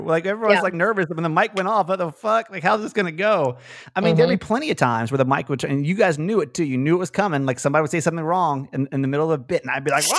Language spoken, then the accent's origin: English; Atlanta, Georgia, United States; born or raised there